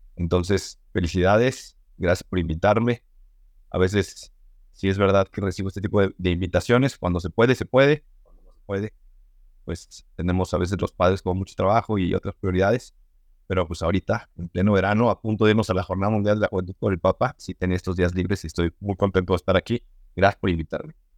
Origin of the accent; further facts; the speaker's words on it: Mexico City, Mexico; soy chilargo de la Ciudad de México. Eh, estudié ahí en colegios de los legionarios de Cristo, toda mi niñez, toda mi adolescencia